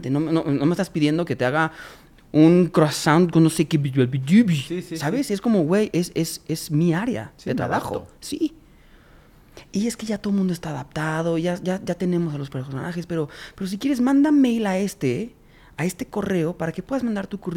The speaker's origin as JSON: {"language": "Spanish", "country": "Mexico", "said": "Yo pues, vengo, soy, soy … vengo desde México."}